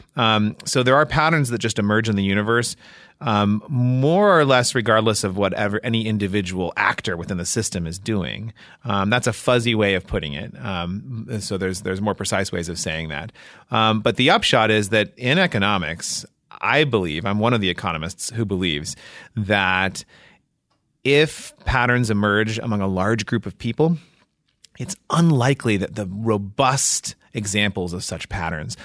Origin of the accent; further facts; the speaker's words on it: Washington, District of Columbia, United States; moved away as an adult; also born or lived in Massachusetts / New Jersey; now in Indiana, United States; I was born in D C and grew up in the suburbs just outside of Washington